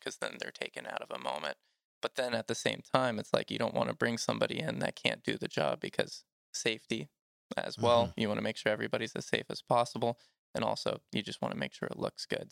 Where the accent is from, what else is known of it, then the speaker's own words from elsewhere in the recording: Georgia, United States; I grew up here in Georgia